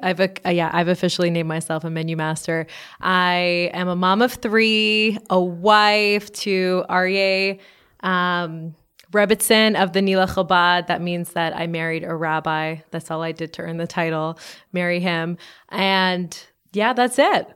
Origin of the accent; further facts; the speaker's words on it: Montreal, Quebec, Canada; now in Los Angeles, United States; I'm from Montreal, Canada